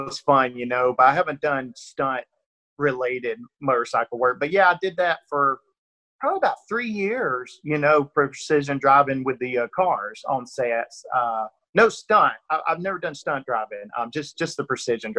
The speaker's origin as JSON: {"language": "English", "region": "Northeast Georgia", "country": "United States", "accent": "rural Georgia", "said": "It's, you know, rural Georgia accent. I'm definitely from Northeast Georgia, and it definitely comes through sometimes"}